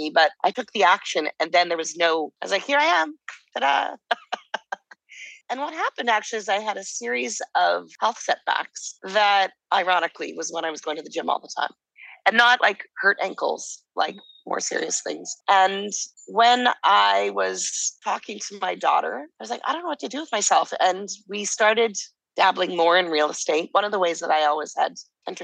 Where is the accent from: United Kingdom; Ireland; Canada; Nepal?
Canada; Calgary, Alberta; moved away as an adult; also born or lived in Vancouver, Canada; now in Mexico; So I grew up in Calgary, Alberta.